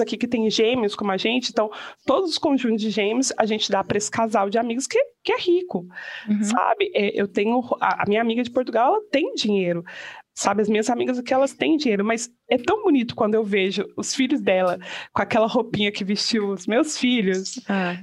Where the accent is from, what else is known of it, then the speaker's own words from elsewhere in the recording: Brazil; moved away; no Brasil, de onde eu venho